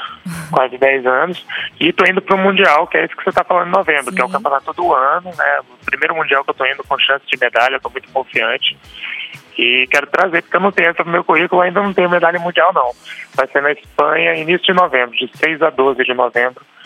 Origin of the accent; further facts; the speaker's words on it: Brasília, Federal District, Brazil; also born or lived in Amazonas / São Paulo; eu sou amazonense, uhum. mas fui criado aqui em Brasília